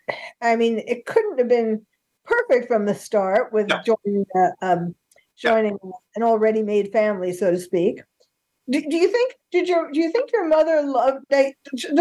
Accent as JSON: {"language": "English", "region": "New York", "country": "United States", "said": "I'm from New York"}